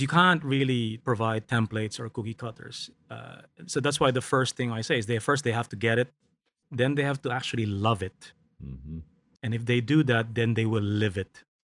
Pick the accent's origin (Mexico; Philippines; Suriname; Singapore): Philippines; I grew up in the Philippines